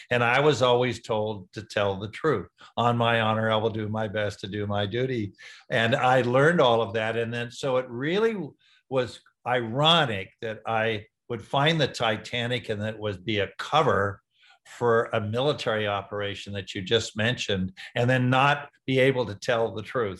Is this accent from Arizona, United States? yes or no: no; San Diego, California, United States; also born or lived in Wichita, Kansas; I was in San Diego